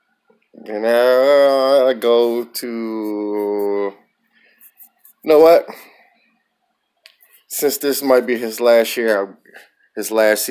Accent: Chicago, Illinois, United States; my hometown of Chicago

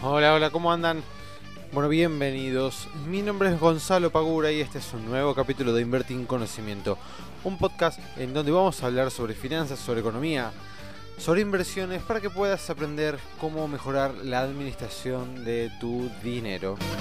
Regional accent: Argentina; nosotros tenemos como moneda los pesos argentinos

